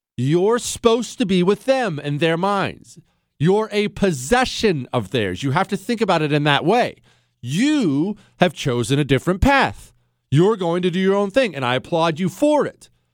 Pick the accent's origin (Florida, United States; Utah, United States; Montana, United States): Montana, United States; Bozeman; also born or lived in the Rockies; now in Texas, United States; I grew up in the Rockies. I moved to Bozeman, Montana when I was a kid